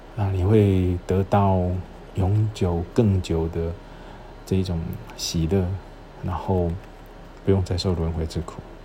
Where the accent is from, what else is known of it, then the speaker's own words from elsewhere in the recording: Shalu, Taichung, Taiwan; moved away as an adult; also born or lived in Chiayi / Kaohsiung; now in Tainan, Taiwan; 我出生地是在台中， 可是我的籍贯， 就是我入户口是在嘉义。 然后我后来又在沙鹿成长， 然后之后大学的时候到台南读书， 然后再到垦丁当兵， 毕业之后到垦丁当兵， 兵， 当兵，兵完毕之后， 我到高雄工作， 然后因缘际会娶了台南的太， 不是因缘际会， 就是命运使然地娶了台南的太太